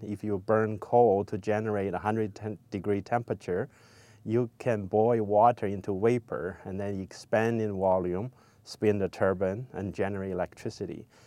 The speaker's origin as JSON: {"language": "English", "country": "China", "tie": "born or raised there", "also_born_or_lived": "Los Angeles, United States", "moved": "as an adult", "lives_now": "United States", "said": "I grew up in China"}